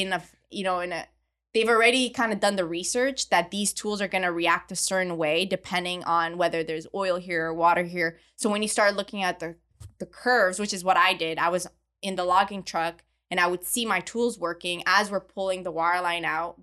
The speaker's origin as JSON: {"language": "English", "town": "Montreal", "region": "Quebec", "country": "Canada", "tie": "born or raised there", "also_born_or_lived": "Midland, Texas", "moved": "as an adult", "said": "I grew up in Montreal in Canada, where there is zero oil and gas"}